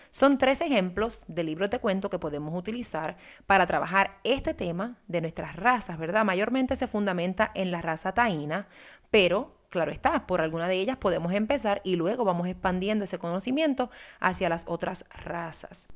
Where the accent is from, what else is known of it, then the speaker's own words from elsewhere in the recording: Puerto Rico; para mí, que nací y crecí en Puerto Rico